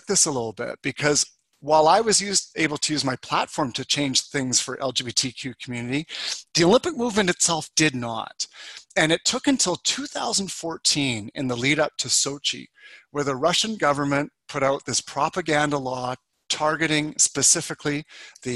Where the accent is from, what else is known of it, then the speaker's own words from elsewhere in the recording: Calgary, Alberta, Canada; I grew up in Calgary, Alberta